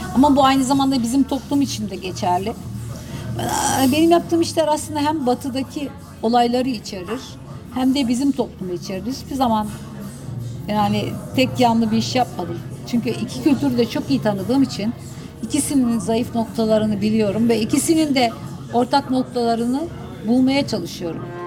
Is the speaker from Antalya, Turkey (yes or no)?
no; Terme, Samsun, Turkey; yaşadığım küçük bir kasabaydı. Ee, terme, Karadeniz'de küçük, deniz kıyısına yakın